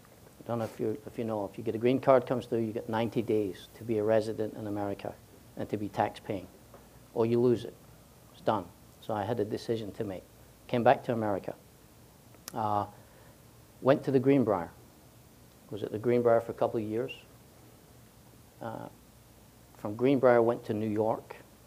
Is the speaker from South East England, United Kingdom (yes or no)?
no; Glasgow, Scotland, United Kingdom; moved away as an adult; also born or lived in London / Paris; now in United States; 48 years old, born and bred in Glasgow, Scotland, where we invented golf.